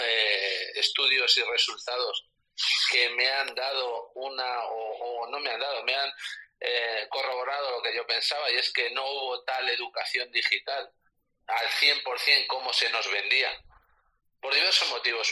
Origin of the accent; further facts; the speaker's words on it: Castilla-La Mancha, Spain; aquí en Castilla-La Mancha